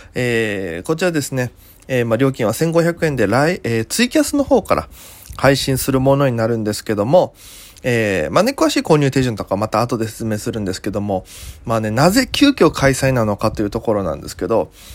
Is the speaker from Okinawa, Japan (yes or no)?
yes; Okinawa, Japan; moved away as an adult; now in Tokyo, Japan; 沖縄からも見れます。僕の、お生まれ育ったね。